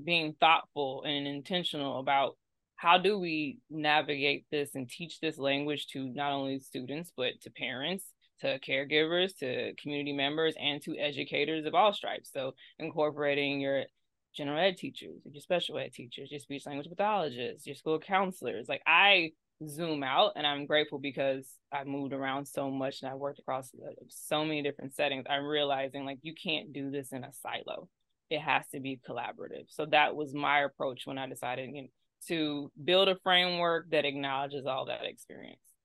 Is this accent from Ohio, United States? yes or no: no; Austin, Texas, United States; moved away; Austin, yes, Austin, Texas